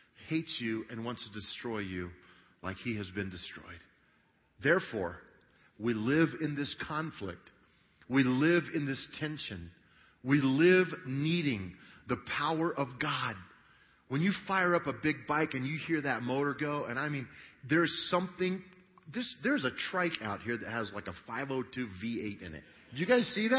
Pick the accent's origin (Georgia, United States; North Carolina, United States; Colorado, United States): Colorado, United States; Grand Junction; I grew up in Grand Junction, Colorado